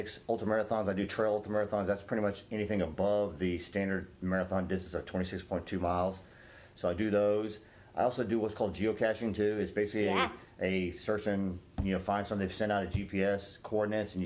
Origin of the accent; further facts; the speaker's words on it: Herndon, Virginia, United States; So I wasn't born here, but I was born in West Virginia, but moved here back in 1972.